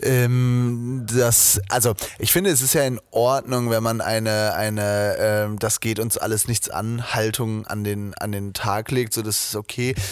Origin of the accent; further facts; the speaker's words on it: Zetel, Lower Saxony, Germany; moved away; von Zetel, da wo ich herkomme.